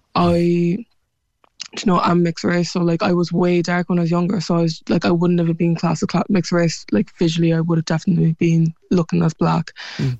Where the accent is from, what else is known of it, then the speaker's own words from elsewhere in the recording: Cork, Munster, Ireland; accent: Cork; my Cork accent